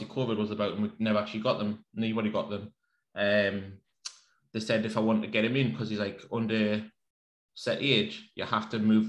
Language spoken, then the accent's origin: English; Wallsend, North East England, United Kingdom; I'm from Wall's End.